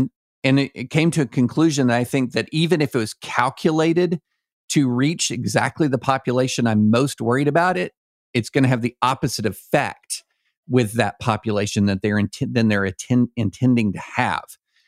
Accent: Kentucky, United States; moved away; I grew up in Kentucky

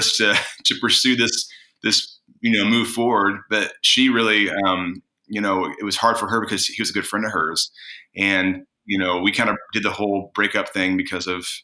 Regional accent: Indiana, United States; moved away as an adult; also born or lived in California; I moved from Indiana to California when I was 18.

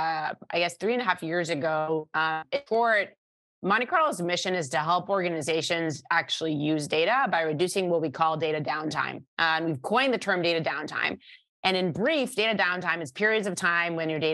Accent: Israel; moved away; I was born and raised in Israel, started my career in the Israeli Air Force

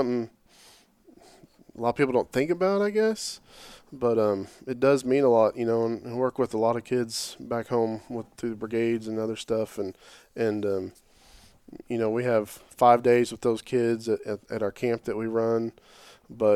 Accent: Oklahoma City, Oklahoma, United States; growing up, you know, here, I'm from Oklahoma City area

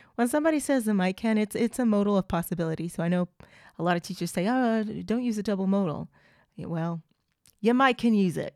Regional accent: Oklahoma, United States; accent: Southern; first language English; I'm from the South. I am from Oklahoma. So I have a Southern accent

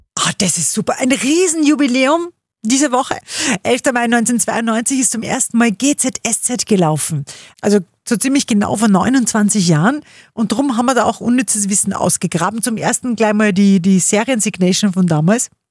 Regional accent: Upper Austria, Austria; bei uns in Oberösterreich

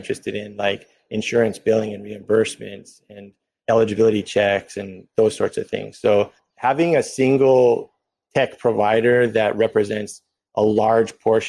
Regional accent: Hawaii, United States; Being Native Hawaiian and Indigenous as a base, it's part of the culture and values

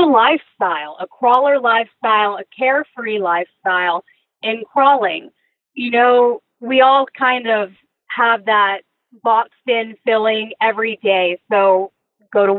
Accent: near Beaumont, Southeast Texas, United States; I grew up in Southeast Texas, a little small town outside of Beaumont

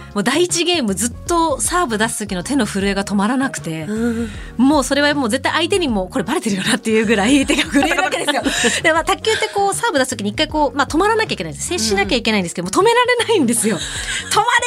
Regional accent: Kanuma, Tochigi, Japan; 地元の栃木県鹿沼市で

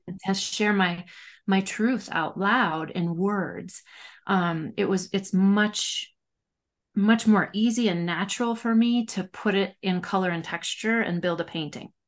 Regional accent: Minnesota, United States; I'm this Minnesotan

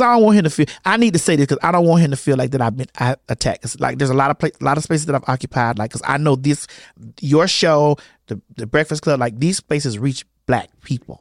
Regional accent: Miami, Florida, United States; I'm from Miami

